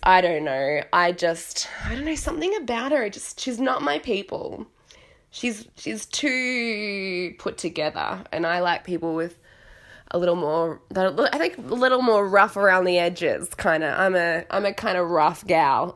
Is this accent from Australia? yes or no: yes; Australia; moved away as an adult; also born or lived in Italy; now in London, United Kingdom; I'm in London now, I'm from Australia